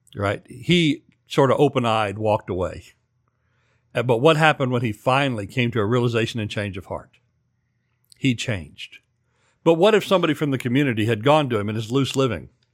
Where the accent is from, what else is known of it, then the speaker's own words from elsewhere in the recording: central Oklahoma, United States; in the seventies when I grew up in Oklahoma